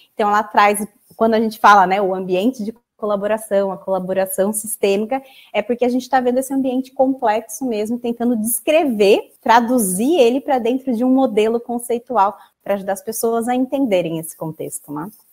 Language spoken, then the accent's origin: Portuguese; Campinas, São Paulo, Brazil; eu sou da cidade de Campinas